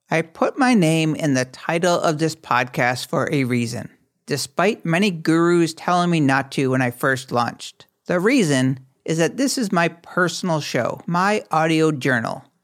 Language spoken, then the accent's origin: English; Syracuse, New York, United States; born there; also born or lived in Missoula, Montana; I am 54 years old, but I still feel like I'm in my 20s. I was born in Syracuse, New York.